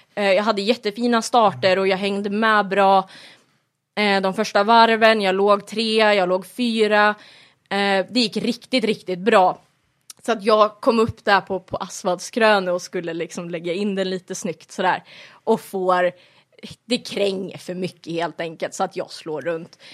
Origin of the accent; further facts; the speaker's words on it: Flen, Södermanland, Sweden; moved away as an adult; now in Kolsva, Sweden; Jag är ju annars ifrån Sörmland, i, utanför Flen har jag bott på landet hela mitt liv.